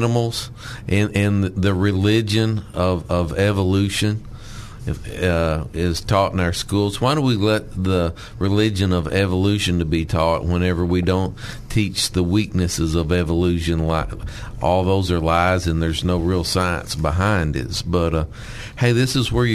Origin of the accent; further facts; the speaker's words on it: Arkansas, United States; growing up in Arkansas or in the country is getting your first knife